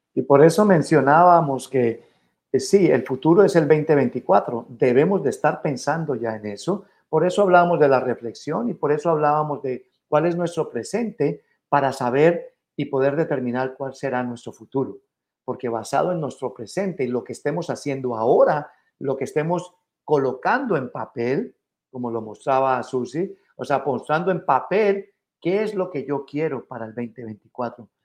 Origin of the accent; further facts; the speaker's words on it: Mexico City, Mexico; now in United States; Como, como mexicanos y capitalinos